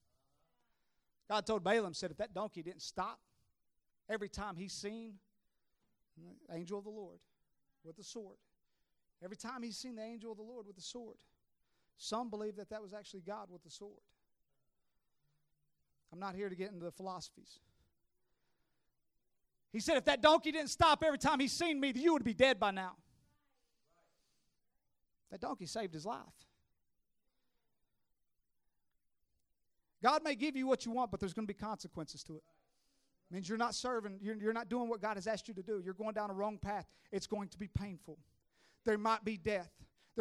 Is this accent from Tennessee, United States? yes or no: yes; Tennessee, United States; I'm from Tennessee